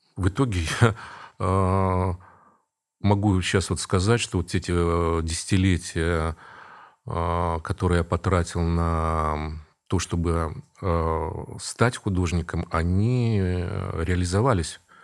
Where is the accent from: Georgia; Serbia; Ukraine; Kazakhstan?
Kazakhstan; Karaganda, Karaganda Region; moved away as an adult; also born or lived in Saint Petersburg, Russia; now in Kazan, Russia; я вырос в Казахстане, среди немцев там